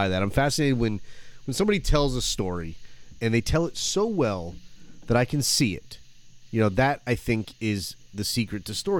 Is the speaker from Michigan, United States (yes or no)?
yes; Flint, Michigan, United States; growing up in Flint, you know, in Michigan. Flint, Michigan, outskirts, Swartz Creek, all those little towns